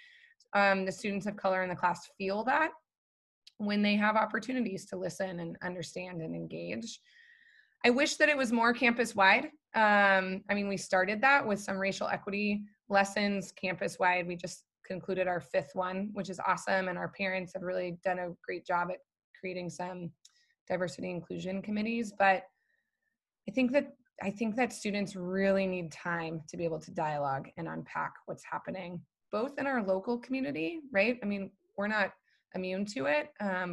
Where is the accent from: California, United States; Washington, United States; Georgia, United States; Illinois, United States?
California, United States; Arcadia; I grew up colorblind in Arcadia